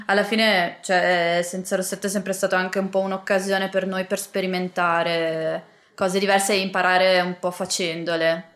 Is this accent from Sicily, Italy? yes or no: no; Biella, Piedmont, Italy; now in Milan, Italy; Io invece sono piemontese, sono di Biella e adesso vivo a Milano